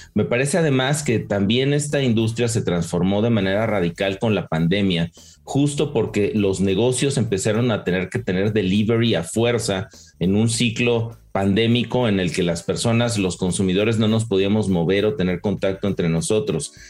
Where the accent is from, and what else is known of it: Mexico